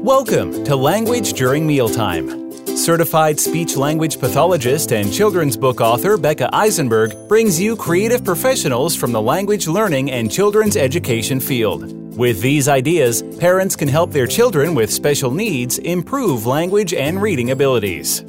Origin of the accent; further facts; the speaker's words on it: New Jersey, United States; growing up in New Jersey